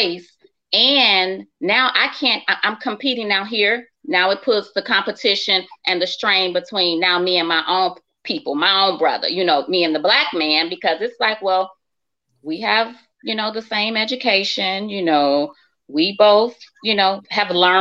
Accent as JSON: {"language": "English", "town": "Chicago", "region": "Illinois", "country": "United States", "tie": "born or raised there", "said": "I grew up in Chicago"}